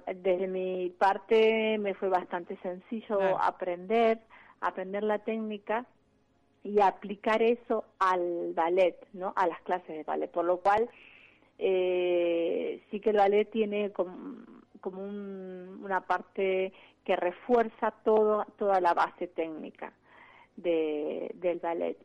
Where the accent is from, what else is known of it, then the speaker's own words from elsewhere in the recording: Rosario, Santa Fe, Argentina; moved away; soy de Rosario